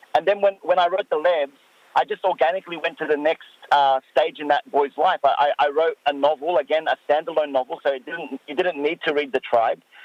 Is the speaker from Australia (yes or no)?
yes; Sydney, New South Wales, Australia; an Arab Muslim man growing up in Western Sydney